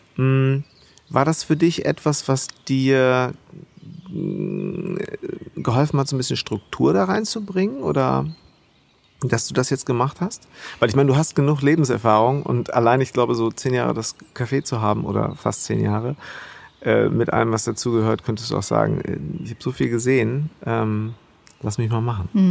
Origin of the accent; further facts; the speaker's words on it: Bad Segeberg, Schleswig-Holstein, Germany; Ich bin da auch in Bad Segeberg groß geworden, zwischen Hamburg und Ostsee